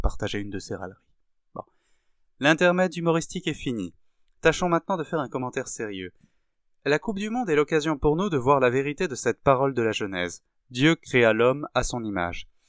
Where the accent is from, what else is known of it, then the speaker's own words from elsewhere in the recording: France; nous sommes français avant d'être chrétiens